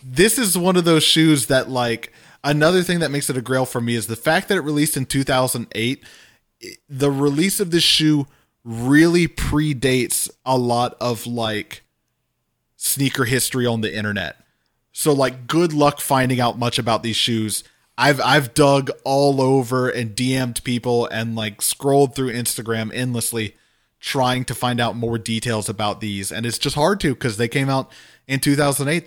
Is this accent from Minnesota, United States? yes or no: no; Louisiana, United States; growing up in Louisiana